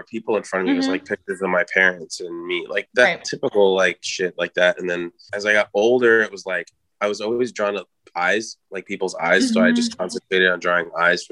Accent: New York City, New York, United States; born or raised there; also born or lived in Dominican Republic

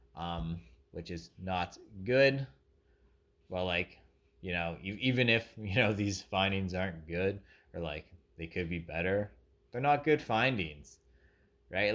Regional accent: Canada; Being a Canadian, who knows nothing about America

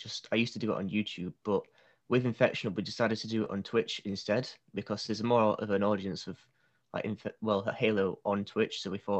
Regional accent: Yorkshire and the Humber, United Kingdom; I'm currently 18 years old. I'm from the UK, I'm from the north, I'm from Yorkshire, so big part of the UK.

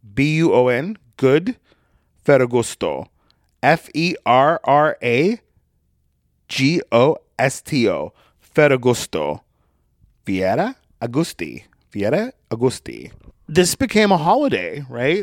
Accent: United States; I grew up here in the United States of America

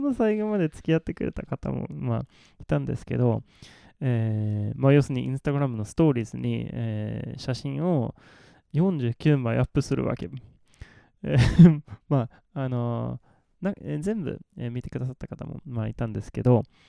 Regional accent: Malmö, Skåne, Sweden; Japanese is a second language; moved away; 私の生まれ育ったマルメっていう町です

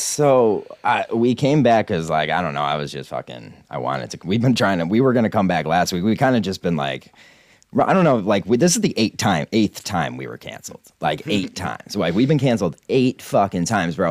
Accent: Scranton, Pennsylvania, United States; I'm from fucking Scranton

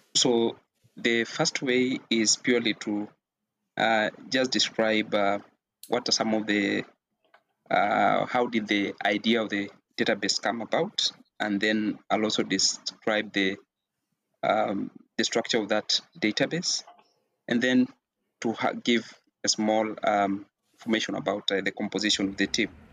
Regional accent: Kenya; I am a Kenyan national

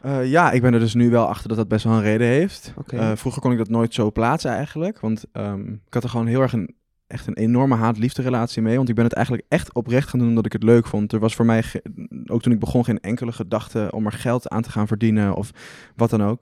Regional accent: Arnhem, Gelderland, Netherlands; also born or lived in Amsterdam; Ik ben in Arnhem opgegroeid en heb ik twee jaar in Amsterdam gewoond.

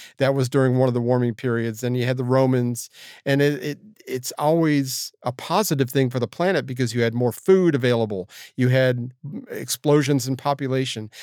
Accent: Florida, United States; my hometown of Florida

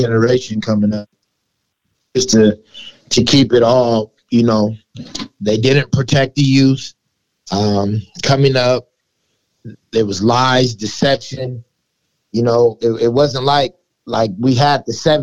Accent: Los Angeles, California, United States; also born or lived in West Seattle, Washington; now in Seattle, United States; I come from California, from Los Angeles.

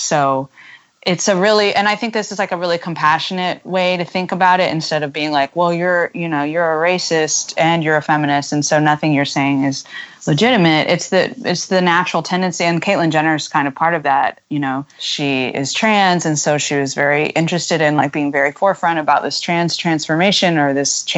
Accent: United States; being American is that we feel that we don't really have an intrinsic national identity

